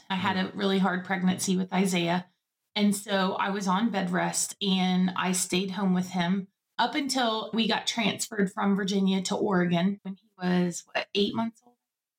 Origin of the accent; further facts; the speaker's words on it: Guantanamo Bay, Guantánamo, Cuba; So I was visiting my parents. I grew up in Guantanamo Bay.